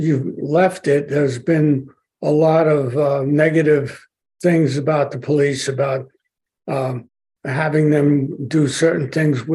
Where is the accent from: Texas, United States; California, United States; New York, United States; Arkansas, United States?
New York, United States; New York City; I'm a New Yorker born and bred